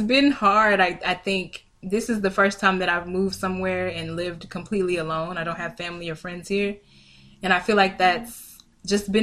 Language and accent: English; Memphis, Tennessee, United States; moved away as an adult; also born or lived in Portland, Oregon; now in Atlanta, United States; I'm originally from Memphis, Tennessee